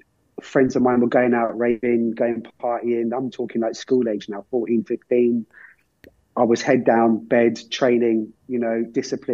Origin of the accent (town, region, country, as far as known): Ireland